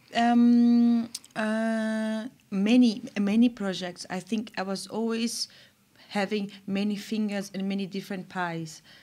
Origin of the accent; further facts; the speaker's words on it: São Paulo, Brazil; moved away as an adult; also born or lived in Germany / England; I'm from Brazil, I'm from São Paulo